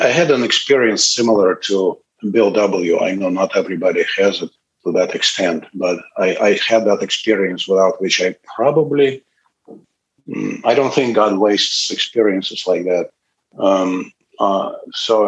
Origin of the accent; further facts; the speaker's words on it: Moscow, Russia; English is a second language; moved away as an adult; now in United States; I was born and grew up in Moscow, Russia